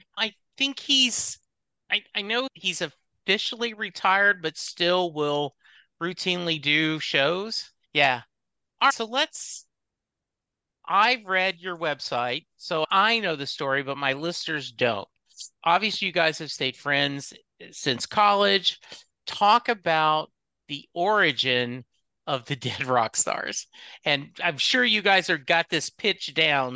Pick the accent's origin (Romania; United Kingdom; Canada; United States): United States; Louisiana; growing up in Louisiana, like I did